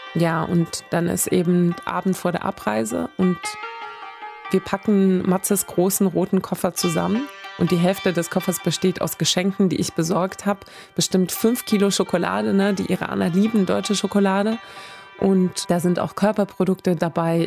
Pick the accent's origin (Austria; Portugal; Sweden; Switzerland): Sweden; also born or lived in Isfahan, Iran; now in Cologne, Germany; weil ich eben dort aufgewachsen bin